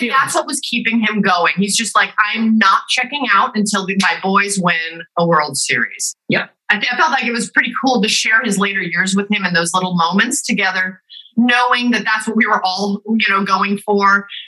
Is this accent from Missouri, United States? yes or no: no; Los Angeles, California, United States; I grew up also